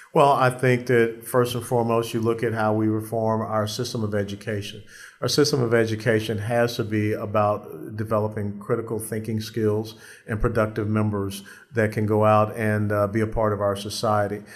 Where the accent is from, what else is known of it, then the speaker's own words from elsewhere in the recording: Atlanta, Georgia, United States; in Atlanta, my hometown